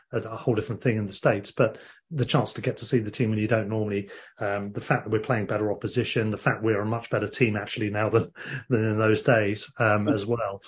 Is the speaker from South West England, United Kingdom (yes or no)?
no; Worthing, South East England, United Kingdom; my hometown team, Worthing